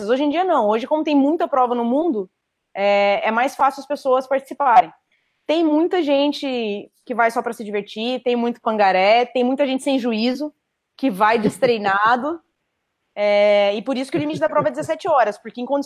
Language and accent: Portuguese; Florianópolis, Santa Catarina, Brazil; Eu ganhei na edição inaugural da prova, em 2014 é, que foi em Floripa até, foi na minha terra.